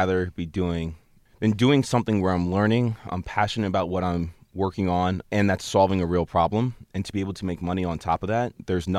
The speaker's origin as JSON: {"language": "English", "town": "Basking Ridge", "region": "New Jersey", "country": "United States", "tie": "born or raised there", "said": "I grew up in a town called Basking Ridge in New Jersey."}